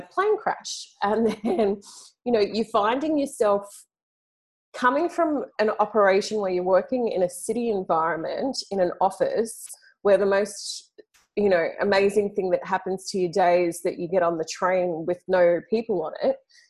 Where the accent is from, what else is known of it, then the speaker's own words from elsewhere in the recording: Sydney, New South Wales, Australia; accent: Aussie; moved away as an adult; I grew up in Sydney. So I grew up in a major capital city in Australia